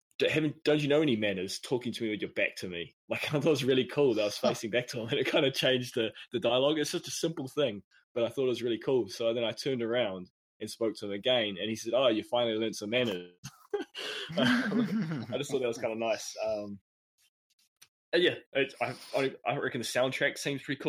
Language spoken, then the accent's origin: English; New Zealand; accent: Kiwi; It's my Kiwi accent